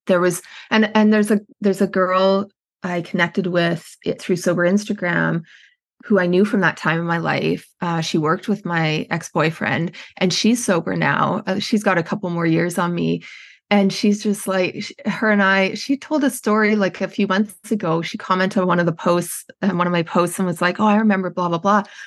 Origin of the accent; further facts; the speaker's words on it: Edmonton, Alberta, Canada; moved away as an adult; also born or lived in British Columbia; I'm Canadian, I grew up in Edmonton, Alberta, in Canada